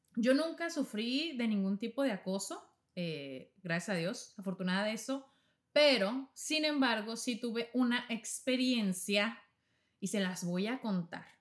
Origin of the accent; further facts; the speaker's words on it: Navojoa, Sonora, Mexico; moved away; mismo estado donde yo soy, en México, Sonora somos norteños